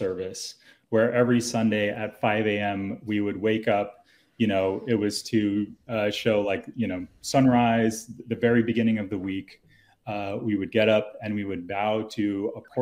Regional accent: Tarrytown, New York, United States; moved away; also born or lived in Seattle, Washington; I grew up in Tarrytown, New York

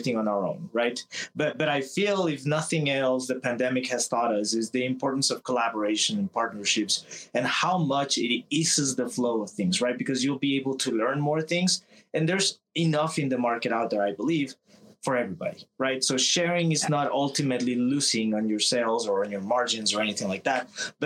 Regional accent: Texas, United States; I'm from Texas, so when I was back at home

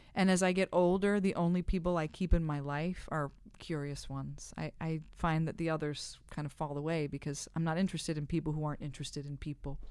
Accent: Midwest, United States; I'm from the Midwest

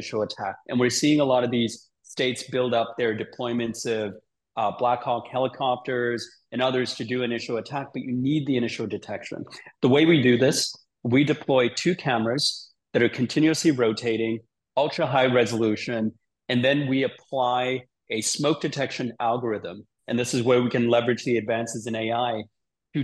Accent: Sydney, New South Wales, Australia; now in San Francisco, United States; I live in San Francisco. I grew up in Sydney as a kid

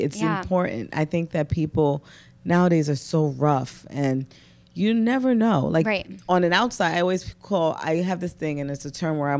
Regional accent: New York City, New York, United States; I'm a girl from Brooklyn, born and raised.

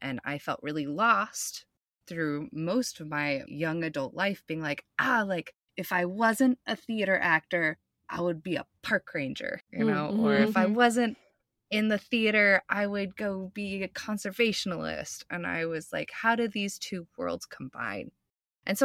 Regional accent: Boulder, Colorado, United States; I grew up in Boulder, Colorado.

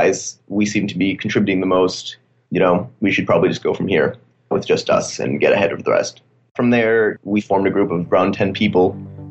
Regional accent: Bay Area, California, United States; I'm a senior from Bay Area, California.

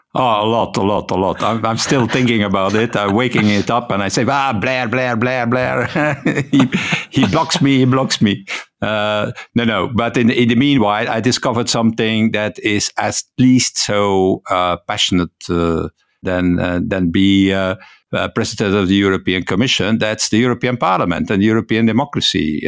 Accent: Ghent, Flanders, Belgium; first language Dutch; English is a second language; I live in Ghent, so I'm a Flemish, uh, so my native, uh, language, uh, my mother tongue, uh, as you say, is Dutch

